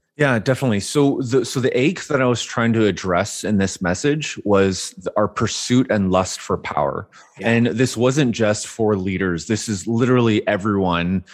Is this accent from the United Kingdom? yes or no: no; Vancouver, British Columbia, Canada; I grew up born and raised in Vancouver, Canada